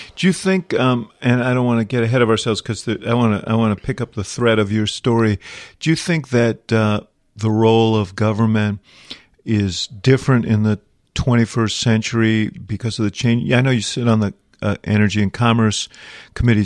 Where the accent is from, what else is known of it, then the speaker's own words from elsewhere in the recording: Illinois, United States; my home state, uh, of Illinois